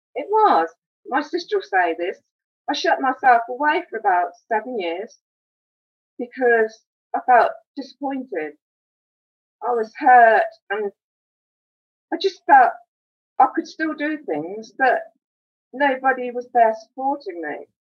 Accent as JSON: {"language": "English", "town": "Wellingborough", "region": "East Midlands", "country": "United Kingdom", "tie": "born or raised there", "said": "I was born in Wellingborough, born and bred. And I used to go to a local school, the Avenue School. I've lived here all my life."}